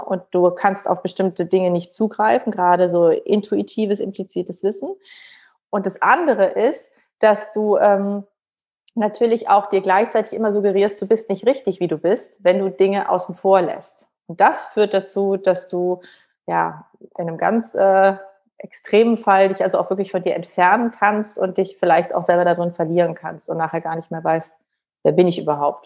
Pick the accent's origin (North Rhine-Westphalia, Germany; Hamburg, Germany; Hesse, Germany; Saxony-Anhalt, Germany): North Rhine-Westphalia, Germany; Cologne; ich bin ja aus Köln